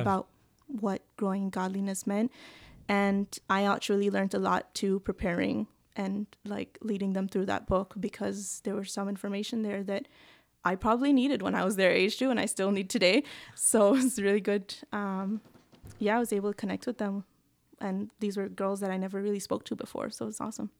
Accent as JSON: {"language": "English", "country": "Belize", "tie": "born or raised there", "moved": "as an adult", "lives_now": "Newfoundland, Canada", "said": "I grew up in Belize, a small country in Central America near Mexico, and I came to Newfoundland in about twenty sixteen"}